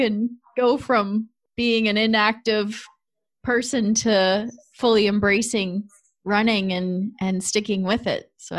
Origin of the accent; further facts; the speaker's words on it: Georgetown, Ontario, Canada; I grew up in Georgetown